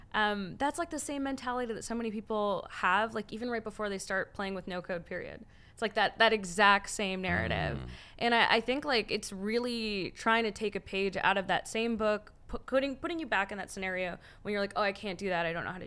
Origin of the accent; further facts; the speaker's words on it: Canada; As a Canadian